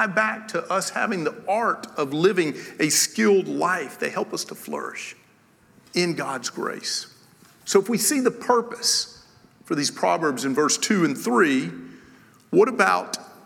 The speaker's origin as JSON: {"language": "English", "region": "Tennessee", "country": "United States", "said": "I am from Tennessee"}